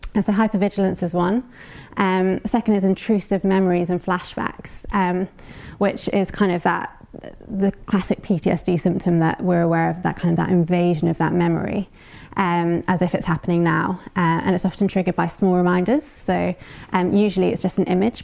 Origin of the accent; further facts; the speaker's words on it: United Kingdom; We're British.